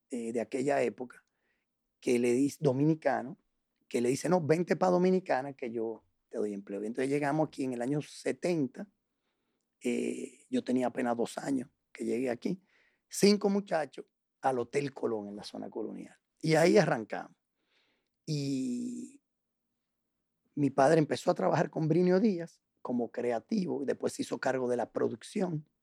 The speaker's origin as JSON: {"language": "Spanish", "region": "La Paz", "country": "Bolivia", "tie": "born there", "said": "Yo nací en La Paz."}